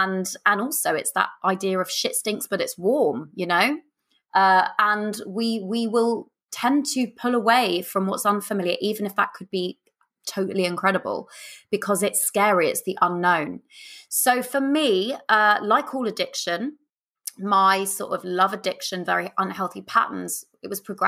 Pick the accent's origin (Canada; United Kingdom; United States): United Kingdom; Kingston upon Thames, London; So growing up, I grew up in Southwest London in a place called Kingston upon Thames.